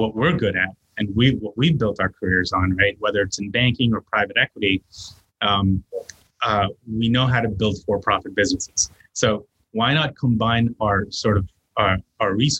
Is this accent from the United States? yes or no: yes; New York City, New York, United States; also born or lived in India; growing up in New York City